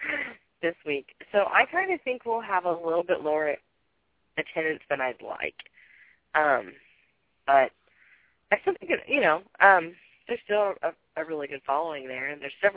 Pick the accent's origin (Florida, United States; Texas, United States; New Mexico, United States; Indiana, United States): Indiana, United States; Perry County; my hometown, the Candleton show we do, and I'm from Perry County